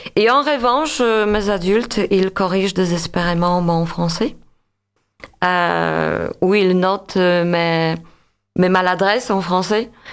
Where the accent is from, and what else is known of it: Łódź, Łódź Voivodeship, Poland; born or raised there; French is a second language; moved away as an adult; now in France